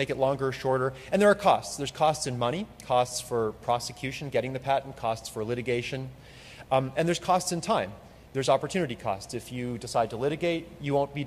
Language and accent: English; Canada; I'm from Canada